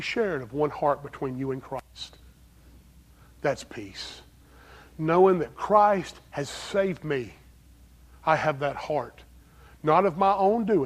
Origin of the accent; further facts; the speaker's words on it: Greer, South Carolina, United States; accent: strong southern accent; also born or lived in Pennsylvania; I'm from Greer, South Carolina